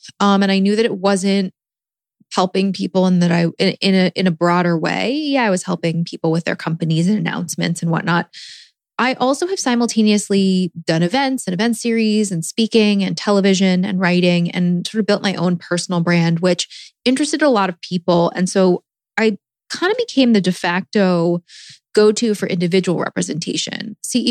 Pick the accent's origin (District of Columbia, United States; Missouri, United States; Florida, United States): District of Columbia, United States; Washington; moved away; also born or lived in New York / Los Angeles; I am from Washington, D.C., have been in New York and L.A.